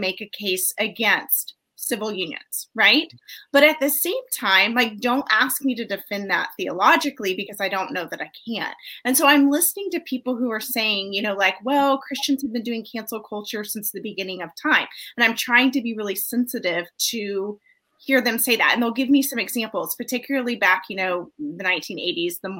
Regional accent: United States

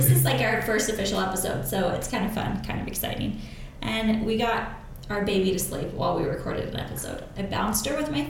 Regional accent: Connecticut, United States; I'm from a suburb of New York.

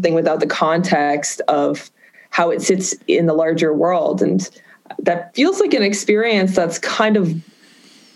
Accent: Boston, Massachusetts, United States; I grew up in Boston

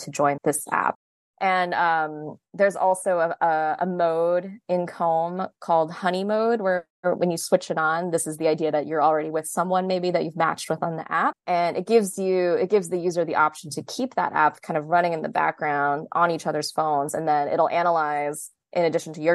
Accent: New Jersey, United States; moved away as an adult; also born or lived in Massachusetts; I am a New Jersey native

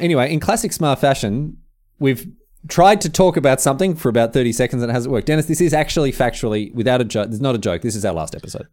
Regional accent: Australia; moved away as an adult; I'm moving back to Australia

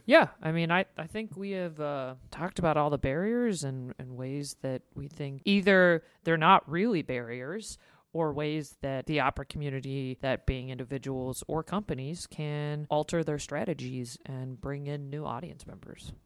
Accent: United States; As an American, we didn't grow up understanding how the monarchy works

